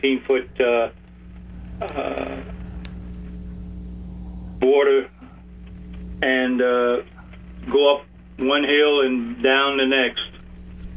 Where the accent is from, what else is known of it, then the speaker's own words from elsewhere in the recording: Key West, Florida, United States; when I was growing up in Key West, we used to run the boats pretty fast in the backcountry